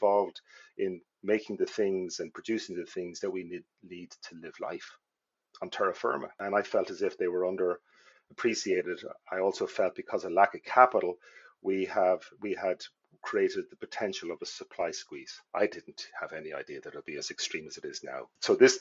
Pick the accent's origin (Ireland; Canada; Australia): Ireland; moved away as an adult; also born or lived in Dublin / Wicklow / Donegal; now in United States; we moved as a family from Wicklow